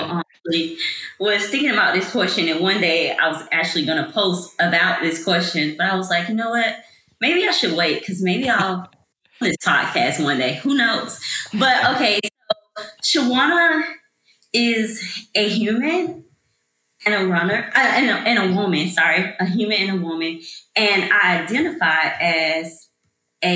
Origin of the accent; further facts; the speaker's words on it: Atlanta, Georgia, United States; originally I'm from Atlanta, Georgia. So that's all the Atlanta public school system schools.